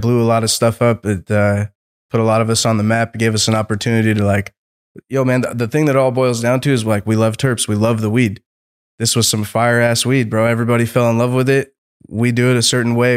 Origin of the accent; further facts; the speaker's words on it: Seattle, Washington, United States; moved away as an adult; I'm from Seattle originally, right? So born and raised in Seattle